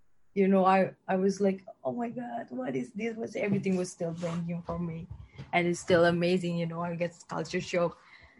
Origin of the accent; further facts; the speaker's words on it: Indonesia; English is a second language; moved away as an adult; now in Japan; I'm from Indonesia.